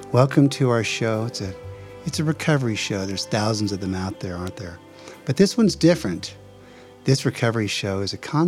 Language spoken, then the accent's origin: English; New Jersey, United States; now in Palm Springs, United States; I'm from New Jersey originally